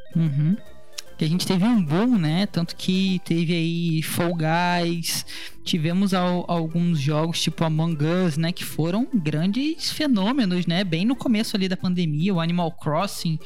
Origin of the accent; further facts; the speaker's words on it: Rio de Janeiro, Brazil; conversando com uma conterrânea carioca